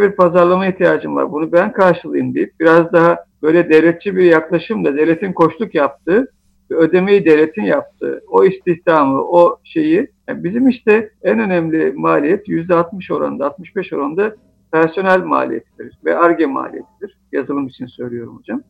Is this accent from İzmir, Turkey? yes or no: no; Artvin, Turkey; moved away; also born or lived in Istanbul; Ben 1972 yılında Artvin'de doğdum.